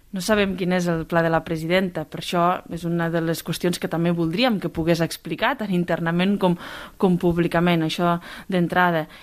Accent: Pla d'Urgell, Catalonia, Spain; amb el poble, amb la meva comarca, amb la plana d'Urgell

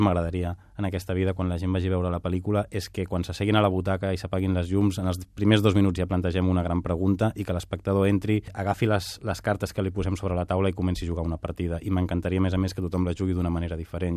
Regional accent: Catalonia, Spain; also born or lived in Barcelona; jo visc a Barcelona, sóc català

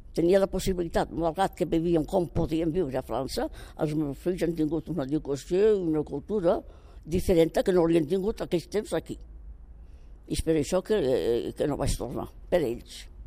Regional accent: Catalonia, Spain; m'estimo el meu poble

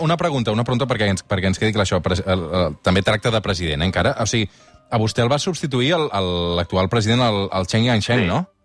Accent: Sabadell, Catalonia, Spain; jo sóc de Sabadell i sóc del Sabadell

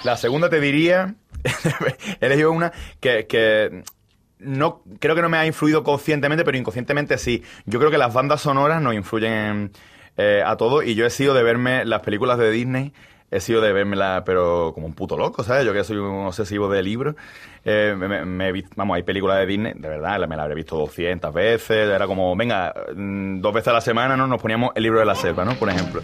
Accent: Málaga, Andalusia, Spain; Yo soy de Málaga

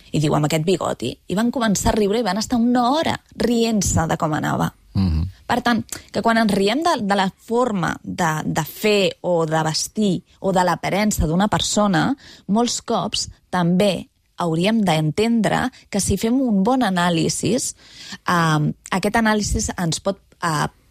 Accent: Cardona, Catalonia, Spain; now in Barcelona, Spain; al meu poble, que és Cardona

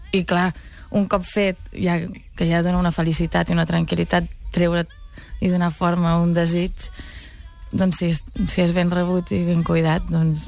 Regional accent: Catalonia, Spain; sóc molt catalana

